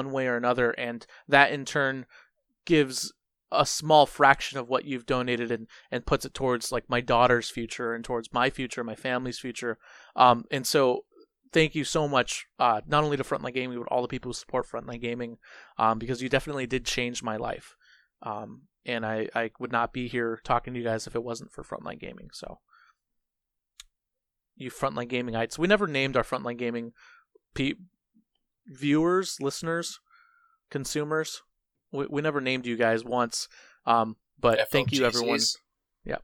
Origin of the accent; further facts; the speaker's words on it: San Diego, California, United States; I'm also San Diegan